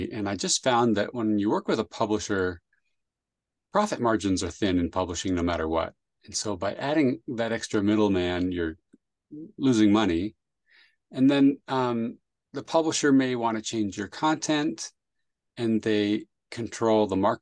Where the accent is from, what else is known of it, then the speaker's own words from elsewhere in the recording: San Jose, California, United States; also born or lived in Chile; I grew up in San Jose, California.